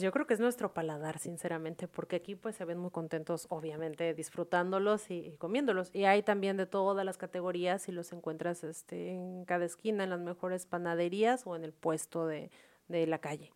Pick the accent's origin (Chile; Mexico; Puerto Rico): Mexico; moved away as an adult; now in Vietnam; los que somos de México